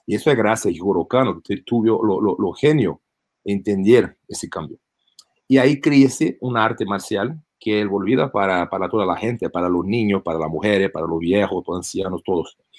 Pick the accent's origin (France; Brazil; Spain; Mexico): Brazil; Spanish is a second language; also born or lived in United States; now in Las Vegas, United States; Yo fui nacido en los Estados Unidos, pero crecí, y eh, viví en Brasil por mucho de, de mi infancia y adolescencia.